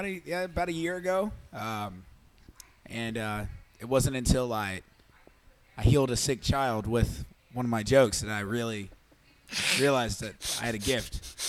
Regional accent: Cincinnati, Ohio, United States; And yeah, I'm 25 years old and from Cincinnati.

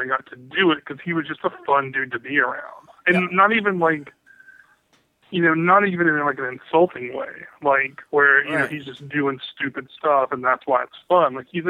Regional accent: Birmingham, Alabama, United States; moved away as an adult; now in Bellingham, United States; I grew up in Alabama, lived there all my life until last year when I moved out to Bellingham, Washington.

